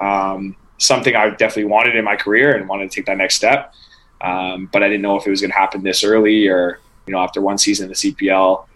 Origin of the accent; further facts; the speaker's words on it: Vancouver, British Columbia, Canada; moved away as an adult; now in Montreal, Canada; I'm from Vancouver, so I always used to go to Vancouver Whitecaps games